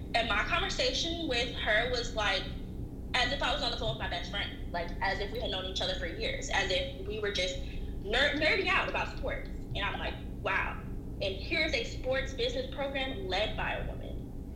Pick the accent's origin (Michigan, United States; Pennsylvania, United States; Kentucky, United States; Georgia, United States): Georgia, United States; Atlanta; moved away as an adult; now in Eugene, United States; I grew up in Atlanta